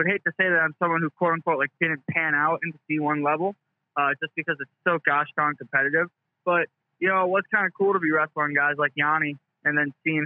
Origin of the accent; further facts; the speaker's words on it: central New York, United States; native of New York, central New York.